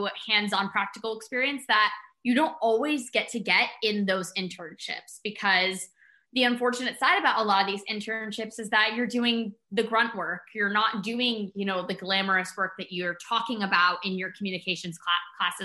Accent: Connecticut, United States; I'm from Connecticut, and when I used to commute into the city

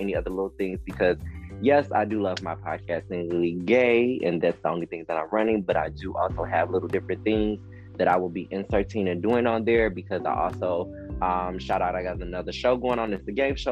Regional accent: Detroit, Michigan, United States; I'm from Detroit

